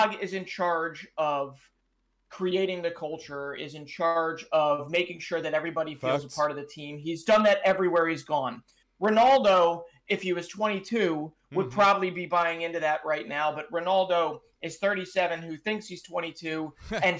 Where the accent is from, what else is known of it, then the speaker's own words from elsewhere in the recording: Philadelphia, Pennsylvania, United States; my hometown team. The Philadelphia Union